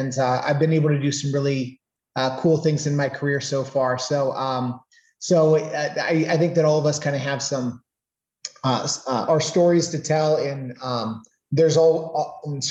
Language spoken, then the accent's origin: English; Canton, Ohio, United States; I'm a Northeast Ohio boy. I was born and raised in Canton, Ohio